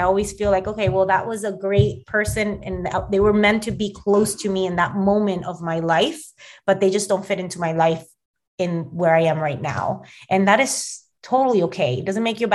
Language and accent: English; Miami, Florida, United States; moved away as an adult; now in New Jersey, United States; one of my best friends that I grew up with in Miami